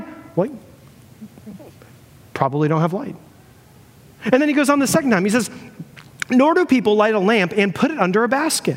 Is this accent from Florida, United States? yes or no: yes; Florida, United States; I'm from Florida, me and my buddy John